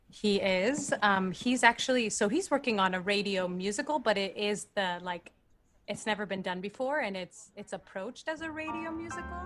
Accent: Argentina; moved away; I'm from Argentina

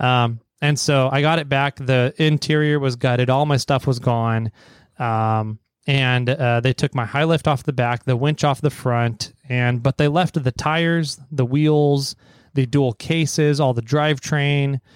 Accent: Fresno, California, United States; now in Sacramento, United States; I grew up down near Fresno in the, the Fresno, Visalia, Tulare, Hanford area of Sacramento in the Central Valley

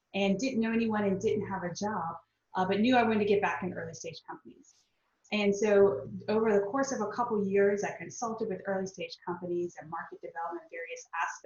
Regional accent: South Louisiana, United States; moved away as an adult; now in San Diego, United States; I grew up in South Louisiana

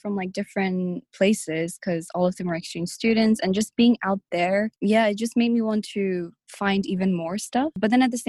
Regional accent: Nepal; I've never lived in a village in Nepal, even though I am from Nepal, and I'm quite detached from, like, I guess the community

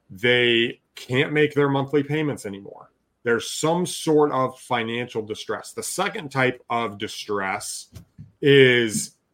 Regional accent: Alaska, United States; also born or lived in Texas; now in Michigan, United States; You know, I grew up doing that in the summer growing up in Alaska, but in Texas, we never did that. And so here, moving back to Michigan, we actually like keeping the windows open

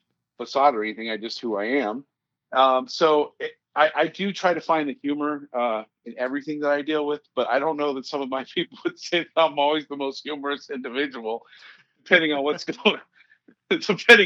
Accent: Boulder, Colorado, United States; I'm from Boulder, Colorado, and I work for the Boulder County Sheriff's Office in Colorado.

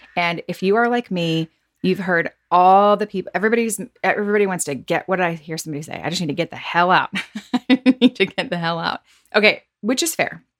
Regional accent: the South, United States; growing up in the South

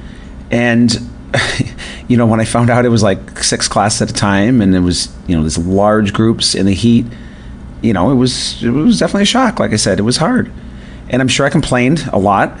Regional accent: north near Buffalo, New York, United States; moved away; I grew up north near Buffalo, New York

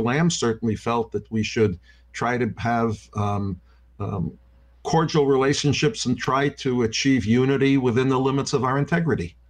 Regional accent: Yonkers, New York, United States; I was born in New York and I was raised in Yonkers, New York

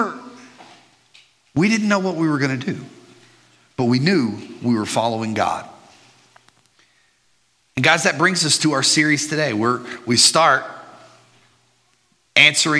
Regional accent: Burleson, Texas, United States; also born or lived in Midland, Texas; I grew up in the Burleson area

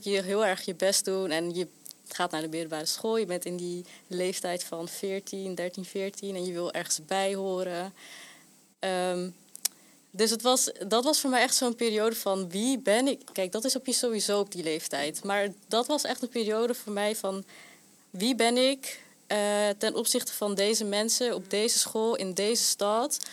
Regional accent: Rotterdam, South Holland, Netherlands; waar ik ben opgegroeid, dat is ook hier in Charlo's

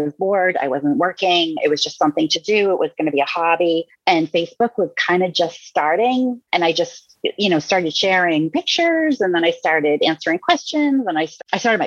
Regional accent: Massachusetts, United States; moved away as an adult; now in Virginia, United States; I grew up in Massachusetts.

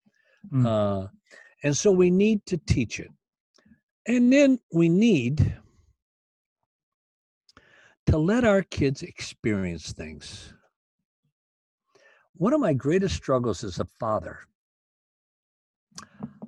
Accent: Union City, Michigan, United States; also born or lived in Battle Creek, Michigan; Union City, where I was born in Union City

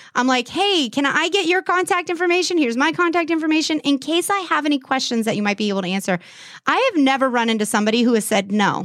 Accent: California, United States; now in Erie, United States; I'm from California

